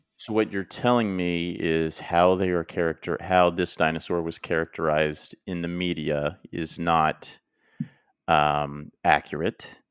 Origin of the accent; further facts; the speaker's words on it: Oklahoma, United States; growing up in Oklahoma